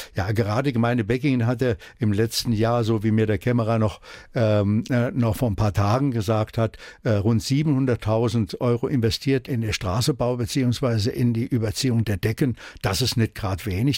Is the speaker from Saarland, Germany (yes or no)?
yes; Erbringen, Saarland, Germany; also born or lived in Düppenweiler; Ich bin in Erbringen geboren und äh, nach Düppenweiler verheiratet